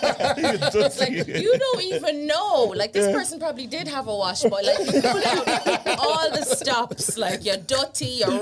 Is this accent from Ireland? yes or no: yes; Ireland; also born or lived in Jamaica; So I was born in Jamaica and grew up in Ireland.